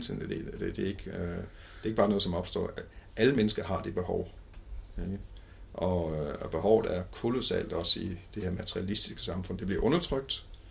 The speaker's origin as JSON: {"language": "Danish", "region": "Jutland", "country": "Denmark", "tie": "born or raised there", "said": "jeg voksede op på sådan en, en ganske almindelig, pæn, borgerlig familie. Jeg er fra Jylland."}